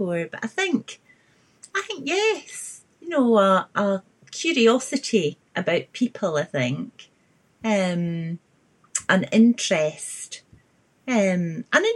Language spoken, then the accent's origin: English; Edinburgh, Scotland, United Kingdom; I grew up in Edinburgh.